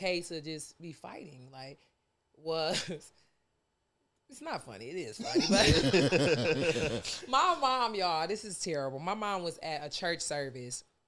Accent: Detroit, Michigan, United States; moved away; I'm from Detroit.

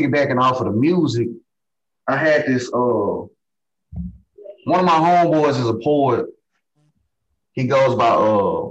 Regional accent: Memphis, Tennessee, United States; now in Atlanta, United States; growing up in Memphis

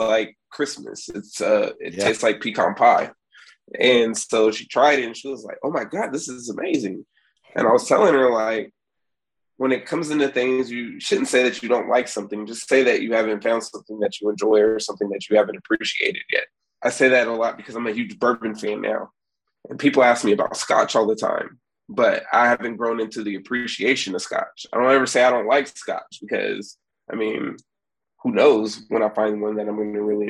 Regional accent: Sacramento, California, United States; moved away as an adult; now in San Antonio, United States; I'm originally from Sacramento

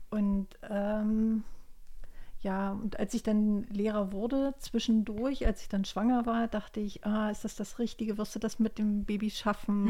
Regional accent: GDR, East Germany, Germany; Ich bin ja in der DDR groß geworden

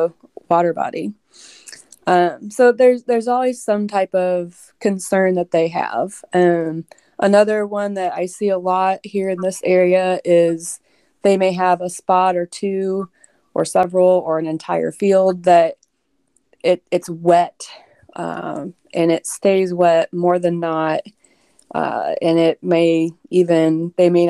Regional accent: Indiana, United States; now in Illinois, United States; I grew up in Indiana.

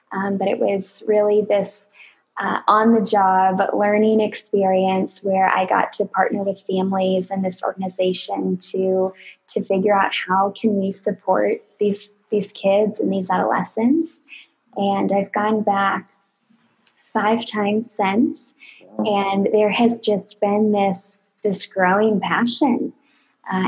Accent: California, United States; I am originally from California

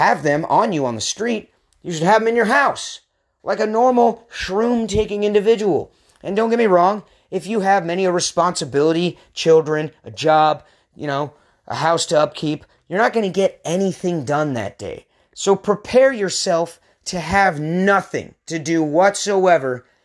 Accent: Pacific Northwest, United States; moved away as an adult; also born or lived in San Diego / Portland, Oregon; my home, my original home, up in the Pacific Northwest

